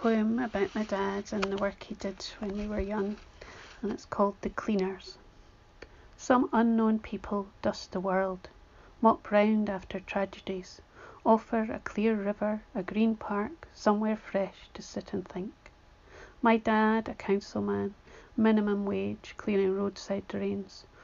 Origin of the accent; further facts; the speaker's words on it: Arbroath, Scotland, United Kingdom; moved away; my hometown of Arbroath